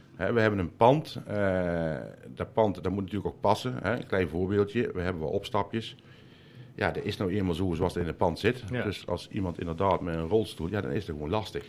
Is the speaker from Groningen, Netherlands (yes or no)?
no; Land van Ravenstein, North Brabant, Netherlands; also born or lived in Uden; now in Mill, Netherlands; ik kom eh, oorspronkelijk eigenlijk uit het land van Ravenstein.